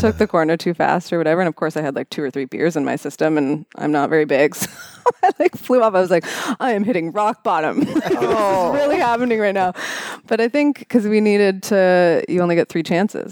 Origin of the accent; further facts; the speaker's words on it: Welland, Ontario, Canada; now in London, Canada; I grew up in Welland, Ontario, of all places